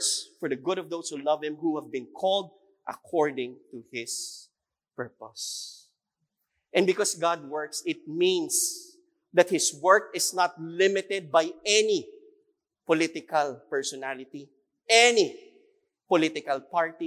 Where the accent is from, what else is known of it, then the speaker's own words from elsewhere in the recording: Philippines; that is who we are as a Filipino